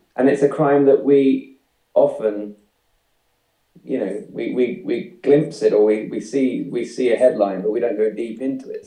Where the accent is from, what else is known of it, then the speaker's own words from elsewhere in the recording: the Fens, east of England, United Kingdom; it's where I grew up. It's the east of England, so it's kind of reclaimed land